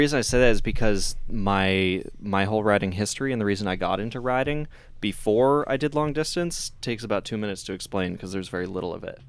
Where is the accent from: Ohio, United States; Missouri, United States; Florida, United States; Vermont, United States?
Vermont, United States; But I was in Vermont. I'm from Vermont.